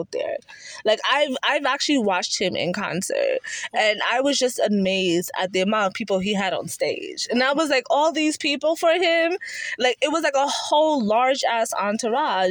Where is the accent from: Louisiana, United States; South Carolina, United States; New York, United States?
New York, United States; also born or lived in Nigeria (ancestry); now in North Carolina, United States; growing up in New York was very diverse